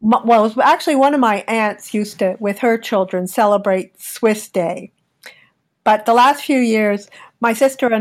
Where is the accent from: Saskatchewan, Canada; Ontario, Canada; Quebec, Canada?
Quebec, Canada; Montreal